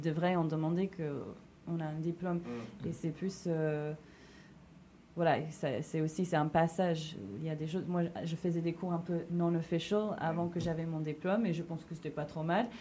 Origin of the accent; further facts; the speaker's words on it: New York, United States; now in Paris, France; je viens de New York